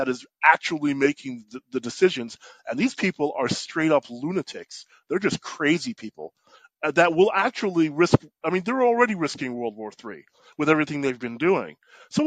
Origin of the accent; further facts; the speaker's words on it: New York, United States; I grew up in New York